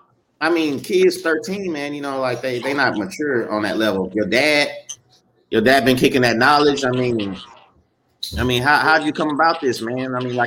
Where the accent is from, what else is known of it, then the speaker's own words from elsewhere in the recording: Beaumont, Texas, United States; growing up in Beaumont and hanging out on the block